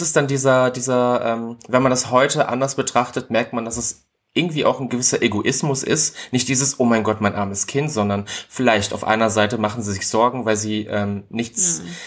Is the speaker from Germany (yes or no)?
yes; Ribnitz-Damgarten, Mecklenburg-Vorpommern, Germany; now in Berlin, Germany; Also geboren bin ich in, Rib, äh, in Ribnitz-Dammgarten in Mecklenburg-Vorpommern